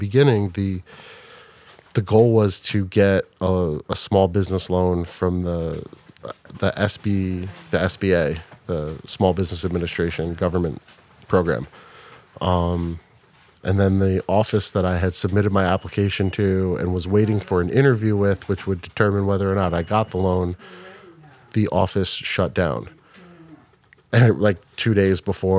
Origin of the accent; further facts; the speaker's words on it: Wayne, New Jersey, United States; I grew up in Wayne